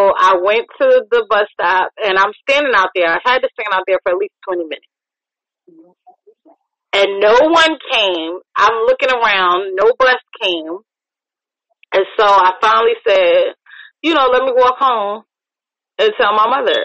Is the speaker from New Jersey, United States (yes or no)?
no; New York, United States; now in Virginia, United States; the snow that I grew up with in New York.